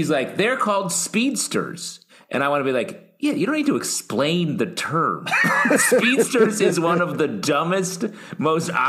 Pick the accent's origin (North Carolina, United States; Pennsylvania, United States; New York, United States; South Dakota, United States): New York, United States; New York City; As a New Yorker